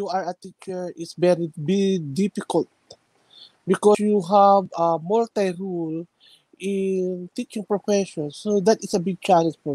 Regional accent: Ilocos Region, Philippines; also born or lived in Quezon, Philippines; I came from the northern part of the Philippines. We call the town province of Pangasinan

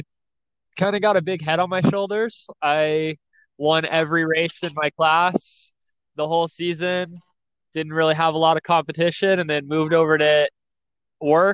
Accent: Marana, Arizona, United States; So I'm from Marana, Arizona, or more common, Tucson, Arizona, so Southern Arizona.

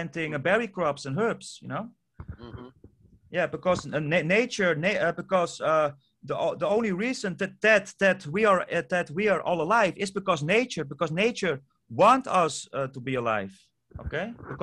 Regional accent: Netherlands; first language Dutch; English is a second language; I'm from Europe, the Netherlands. So English is not even my native language. So I'm Dutch is my native language.

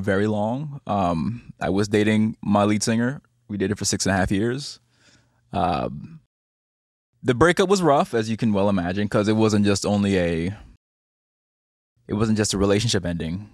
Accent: Barbados; moved away as an adult; also born or lived in New York; now in Los Angeles, United States; I'm from Barbados

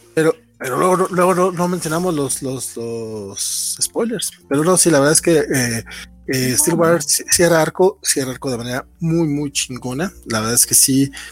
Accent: Mexico; also born or lived in Durango; como mexicanos

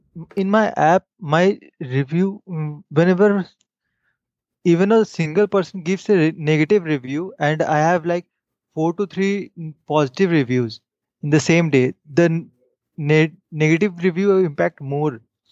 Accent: India; I'm from India.

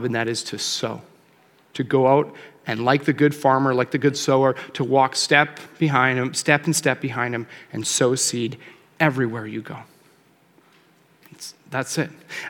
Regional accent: Calgary, Alberta, Canada; now in Lloydminster, Canada; I grew up in Calgary, and I live in Lloyd.

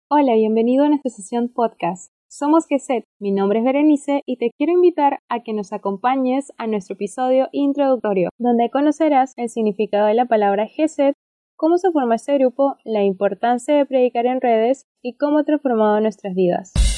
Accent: Peru; Yo soy de Perú

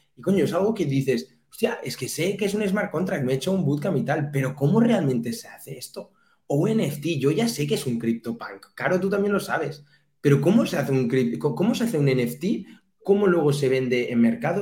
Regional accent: Catalonia, Spain

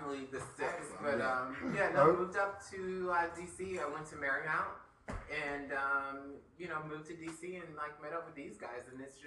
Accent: Stafford, Virginia, United States; moved away as an adult; now in Washington, D.C., United States; I'm from Stafford, Virginia.

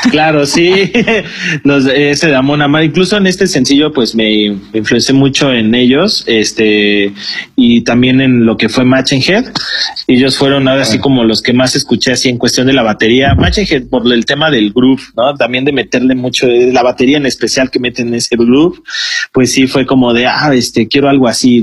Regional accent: Mexico

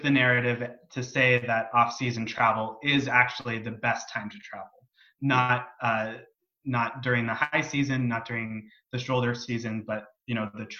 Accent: San Diego, California, United States; I'm from San Diego

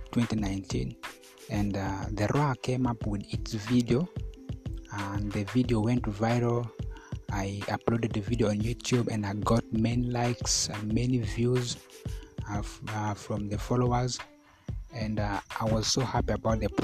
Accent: Koboko, Northern Region, Uganda; now in Arua, Uganda; I was selected from Koboko to represent Kakwa

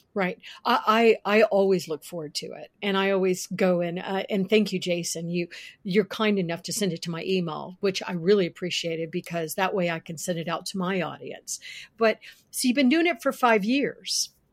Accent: Florida, United States; now in Virginia, United States; I was born in Florida. And I actually, as a kid, worked for Winn Dixie

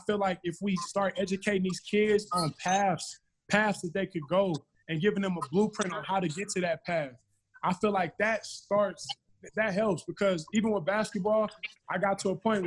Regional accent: California, United States; I'm from Cali.

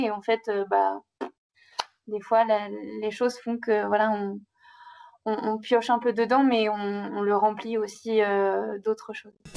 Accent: Normandy, France; moved away as an adult; now in Brazzaville, Congo; je suis une Normande de 26 ans qui a atterri au Congo

